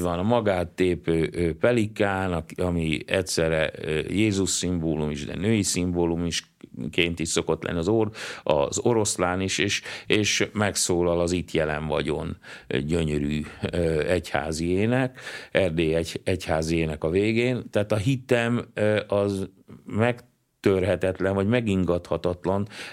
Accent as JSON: {"language": "Hungarian", "area": "Transcarpathia", "region": "Zakarpattia Oblast", "country": "Ukraine", "moved": "yes", "lives_now": "Hungary", "said": "leginkább kárpátaljaiként, ö, ö, élem meg nehezen, mert lassan megszűnik a kárpátaljai magyarság"}